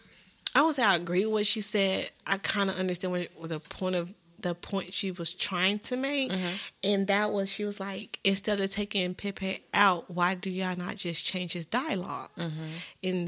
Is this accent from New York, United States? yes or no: no; Texas, United States; we're from Texas